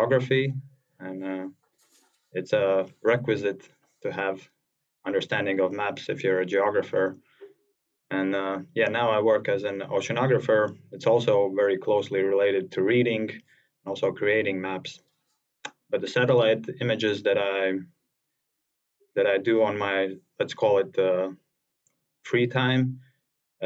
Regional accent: Latvia; I'm from Latvia, and it's relatively small country in the northeast part of Europe

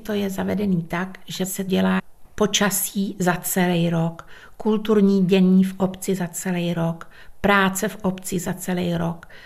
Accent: Dírná, South Bohemian Region, Czechia; u nás v Dírnej

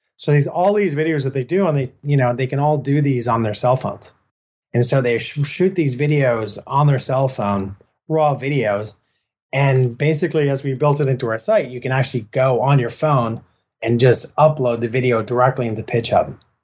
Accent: Killiney, Leinster, Ireland; moved away; also born or lived in Santa Cruz; we were born and raised in Ireland and we spent many, many years down in Killiney in south of Dublin

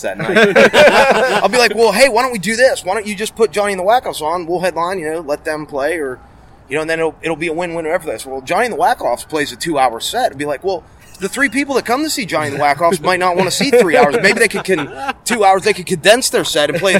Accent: United States; born or raised there; moved away

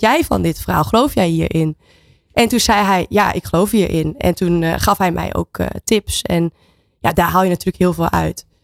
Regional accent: Netherlands; now in Spain

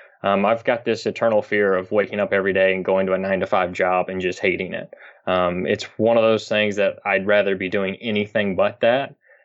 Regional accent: Kentucky, United States; I'm from Kentucky. So we always used to load up

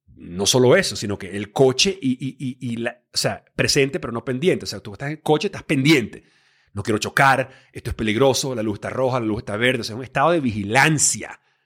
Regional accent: Venezuela; moved away as an adult; also born or lived in Miami, United States / Los Angeles, United States / New York, United States; yo me crié en Venezuela eh, a los 18 años

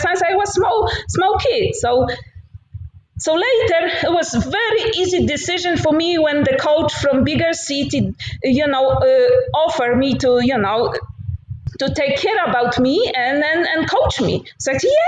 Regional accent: Tarnogród, Lublin Voivodeship, Poland; English is a second language; moved away as an adult; now in United States; I'm originally from Poland, small village, Tarnogród, very close to Belarus in Ukraine. So I grew up walking everywhere.

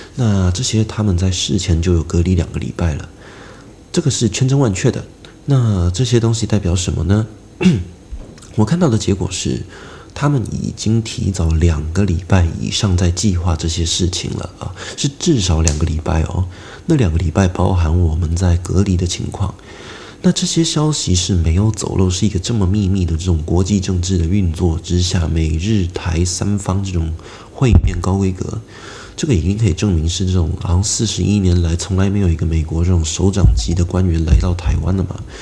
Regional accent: China; now in Taiwan; 我自己从小是在中国一个城市里面长大的，我在那边也生活过一段时间，那偶尔我也会回去

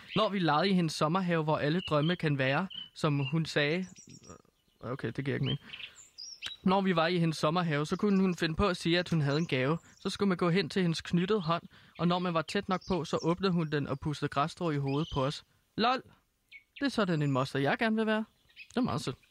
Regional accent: Herlev, Capital Region of Denmark, Denmark; Herlev, øh, der hvor jeg kommer fra

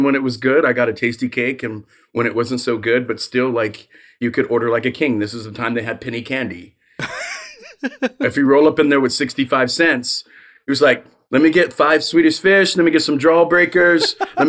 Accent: Trenton, New Jersey, United States; born there; So I was born in Trenton. I spent the first 15 summers of my life in Trenton.

